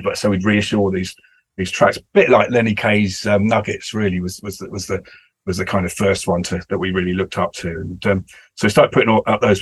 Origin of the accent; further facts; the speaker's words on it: England, United Kingdom; being English and British